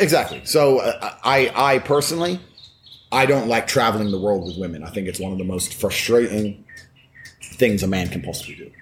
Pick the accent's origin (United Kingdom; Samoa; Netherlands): United Kingdom; Luton, East of England; moved away as an adult; also born or lived in Washington, D.C., United States; I left when I was nine, and I grew up on a council estate in Luton